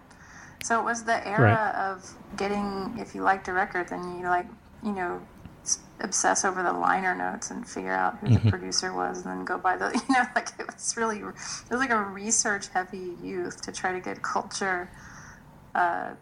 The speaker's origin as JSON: {"language": "English", "town": "Lawton", "region": "Oklahoma", "country": "United States", "said": "I'm from a town in Oklahoma called Lawton."}